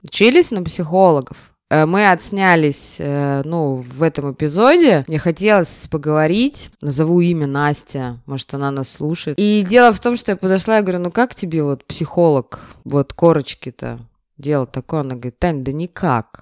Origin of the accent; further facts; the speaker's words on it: Saint Petersburg, Russia; у нас в Петербурге